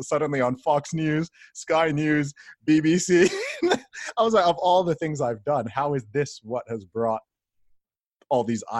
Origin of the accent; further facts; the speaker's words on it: Saudi Arabia; Like, again, I said, I grew up in Saudi Arabia where you've got certain blasphemy laws and stuff like that.